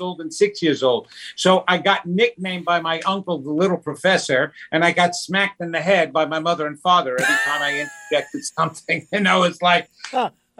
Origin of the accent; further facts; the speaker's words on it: New York, United States; I'm Italian. I'm from New York